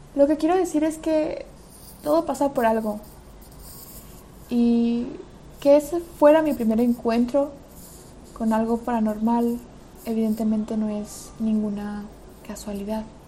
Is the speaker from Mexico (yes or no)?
no; Belarus; moved away; also born or lived in Madrid, Spain; en Rusia y en Bielorrusia, que es de donde soy específicamente